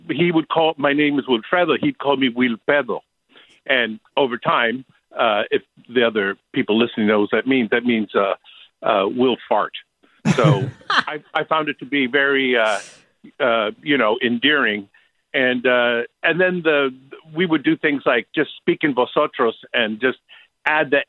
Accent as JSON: {"language": "English", "town": "San Francisco", "region": "California", "country": "United States", "tie": "born or raised there", "said": "I was born here in San Francisco. Uh, well, I, I was going to say that you know I grew up with Spanglish."}